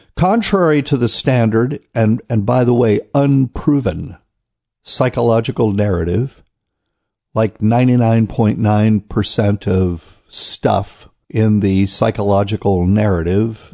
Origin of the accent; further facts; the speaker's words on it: New Bern, North Carolina, United States; New Bern, North Carolina, Temple Church. That's my hometown.